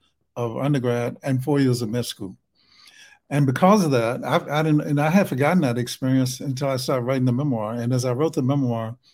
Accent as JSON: {"language": "English", "region": "Alabama", "country": "United States", "accent": "Alabama", "said": "my Alabama accent"}